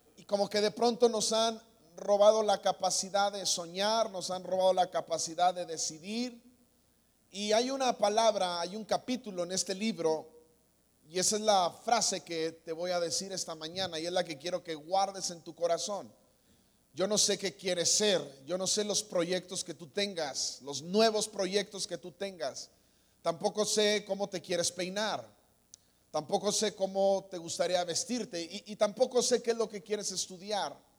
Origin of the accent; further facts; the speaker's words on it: Guadalajara, Jalisco, Mexico; moved away; Yo soy de Guadalajara, aquí nací, aquí tengo familia